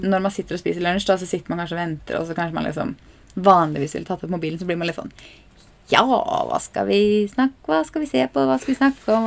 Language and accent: Norwegian; Norway; vi er nordmenn